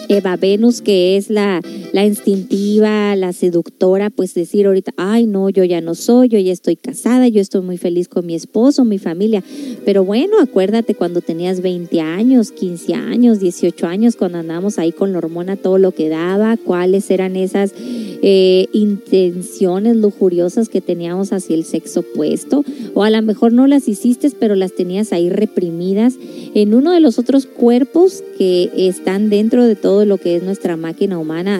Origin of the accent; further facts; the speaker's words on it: La Paz, Baja California Sur, Mexico; yo también soy norteñita, yo soy de La Paz, Baja California